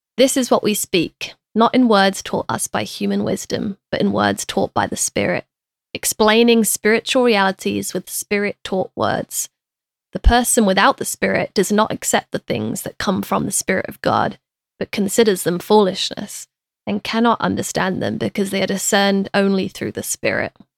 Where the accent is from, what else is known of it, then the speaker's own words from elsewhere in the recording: United Kingdom; I'm British as well